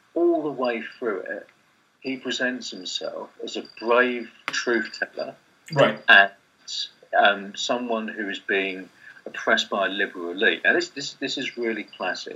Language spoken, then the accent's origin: English; Kent, London borders, South East England, United Kingdom; I grew up in Britain in suburbs, Kent, London borders in the, in the '80s and early '90s